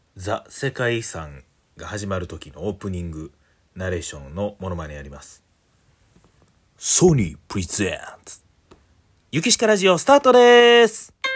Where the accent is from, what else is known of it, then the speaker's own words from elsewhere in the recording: Hannan, Osaka, Japan; 生まれ育ったのがね、もう本当にもう緑の多い、えー、そういう阪南市